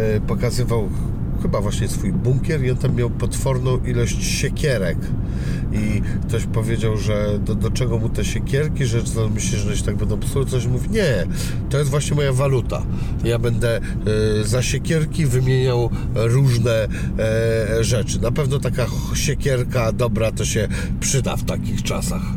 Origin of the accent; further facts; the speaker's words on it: Szczecin, West Pomeranian Voivodeship, Poland; moved away; jestem oryginalnie ze Szczecina